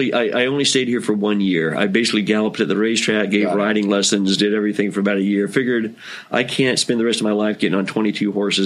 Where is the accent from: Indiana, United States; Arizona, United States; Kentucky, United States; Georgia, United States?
Kentucky, United States; moved away as an adult; now in San Diego, United States; I grew up in Kentucky.